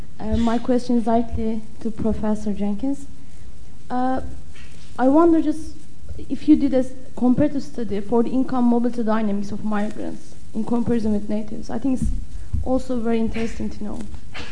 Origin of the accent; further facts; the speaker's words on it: Turkey; I am from Turkey.